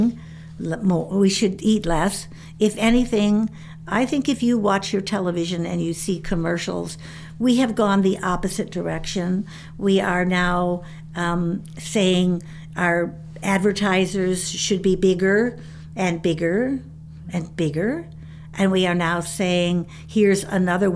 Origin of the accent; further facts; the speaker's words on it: Chicago, Illinois, United States; When I was a girl living in the city of Chicago